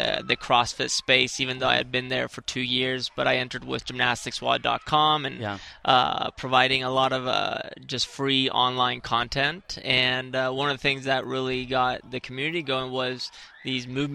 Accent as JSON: {"language": "English", "country": "Spain", "tie": "born or raised there", "said": "growing up in Spain and being a gymnast"}